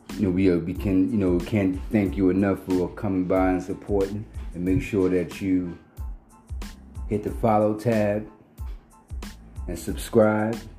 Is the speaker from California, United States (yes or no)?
no; Philadelphia, Pennsylvania, United States; Philadelphia born.